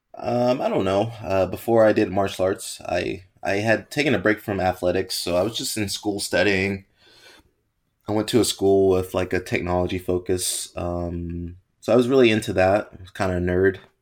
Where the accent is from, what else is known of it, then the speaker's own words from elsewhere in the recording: United States; growing up in America, you play, like, football, American football, play baseball and basketball